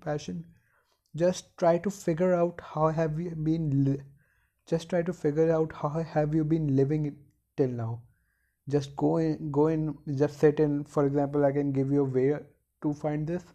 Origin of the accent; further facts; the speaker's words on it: India; In India, if you and from a middle class family, you have to be highly competitive in order to survive